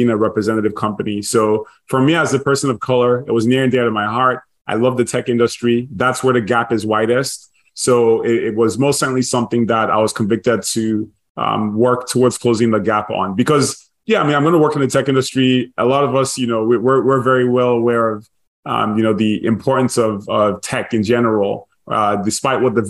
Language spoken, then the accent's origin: English; Nigeria; also born or lived in Dallas / MIT; now in United States; I grew up in Nigeria, born and raised